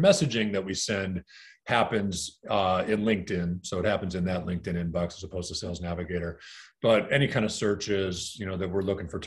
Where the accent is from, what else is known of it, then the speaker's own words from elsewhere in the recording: Green Bay, Wisconsin, United States; I grew up in Green Bay, Wisconsin